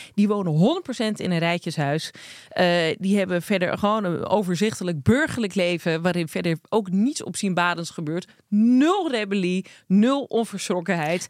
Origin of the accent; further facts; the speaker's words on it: Krommenie, North Holland, Netherlands; accent: Zaans; also born or lived in Amsterdam; Ik ben eh, geboren en getogen in Krommenie. En daar hebben ze ook gewoon een eigen accent.